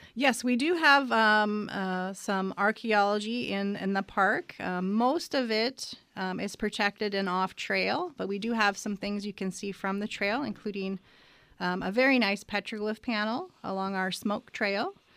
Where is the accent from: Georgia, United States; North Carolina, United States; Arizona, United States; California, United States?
Arizona, United States; I grew up in Arizona